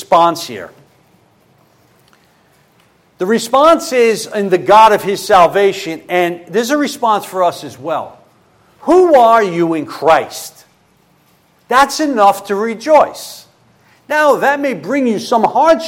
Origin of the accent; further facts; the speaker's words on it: New York City, New York, United States; moved away; I'm originally from Brooklyn